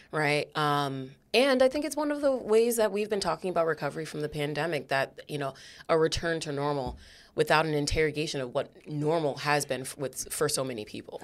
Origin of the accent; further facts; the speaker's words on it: New Haven, Connecticut, United States; I am a Black woman who was, uh, raised, born, raised, and stayed in New Haven.